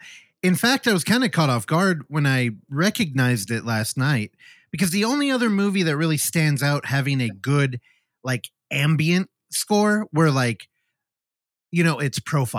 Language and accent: English; California, United States; I'm from California where classically there are no basements here.